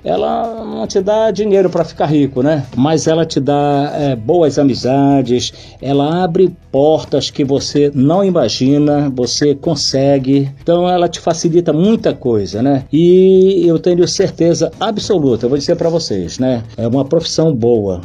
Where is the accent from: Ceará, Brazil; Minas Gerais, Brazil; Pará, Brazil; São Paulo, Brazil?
Pará, Brazil; Avenida Borges Leal; bem ao lado da casa dos meus pais, onde eu nasci também, na Borges Leal